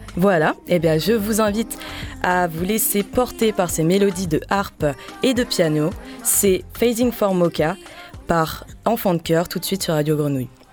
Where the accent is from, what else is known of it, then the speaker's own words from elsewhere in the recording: Bordeaux, Nouvelle-Aquitaine, France; venu tout droit de ma terre natale, Bordeaux. Et ouais, je viens de Bordeaux